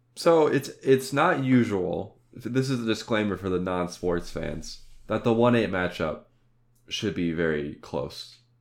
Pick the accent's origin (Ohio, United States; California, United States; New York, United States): Ohio, United States; we're from Ohio